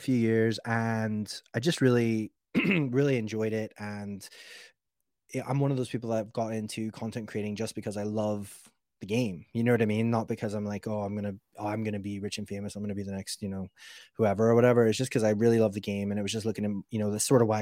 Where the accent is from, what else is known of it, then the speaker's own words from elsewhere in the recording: Alaska, United States; moved away as an adult; I was actually born in Alaska, believe it or not. So I was born in Alaska in a small town and like spent all of my like childhood over there